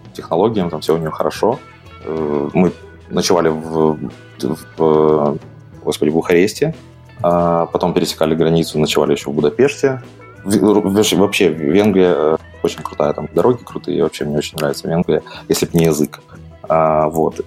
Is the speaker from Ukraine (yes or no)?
yes; Mykolaiv, Mykolaiv Oblast, Ukraine; moved away as an adult; now in Kraków, Poland; Я из Украины изначально. А, жил я в городе Николаев на юге